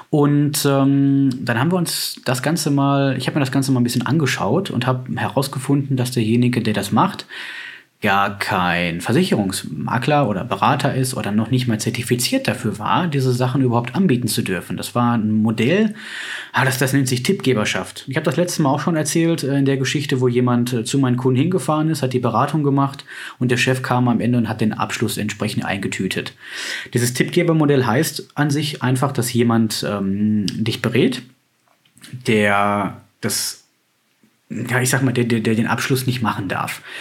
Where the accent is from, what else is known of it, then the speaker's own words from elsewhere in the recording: North Rhine-Westphalia, Germany; Bei uns in NRW ist ja das mit dem Schnee, naja, da schneiden drei Flocken und schon bricht ein Chaos aus.